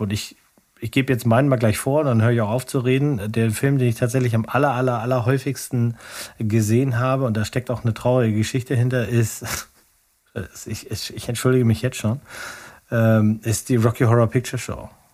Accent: Hitzacker, Lower Saxony, Germany; Ich komme ja aus Hitzacker. Ne, da bin ich, da bin ich aufgewachsen.

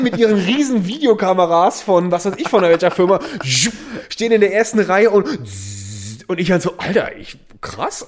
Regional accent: Eifel, Rhineland-Palatinate, Germany; in der Region, wo ich aufgewachsen bin, ist, ist eine Vulkanregion, äh, die Eifel

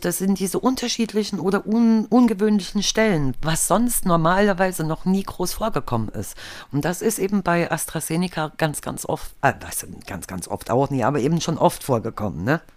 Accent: eastern Germany, Germany; Ich bin ja halt im Osten aufgewachsen

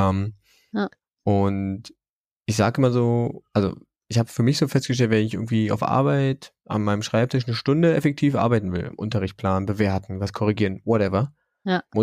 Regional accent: Germany

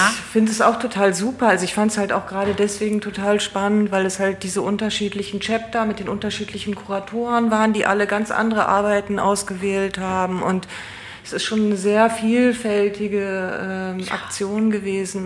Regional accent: Emmerich, North Rhine-Westphalia, Germany; weil ich auch vom Niederrhein bin aus Emmerich

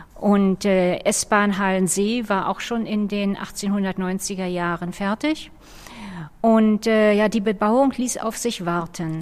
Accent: Berlin, Germany; Ich bin äh, ganz in der Nähe geboren. Ich habe meine gesamte Kindheit am Kurfürstendamm verbracht.

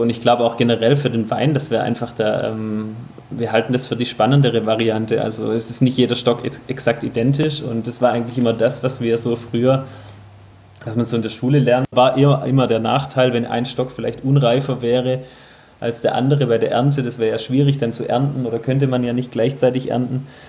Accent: Remstal, Baden-Württemberg, Germany; moved away as an adult; now in Württembergisches Unterland, Germany; ich bin ja gebürtiger Remstäler

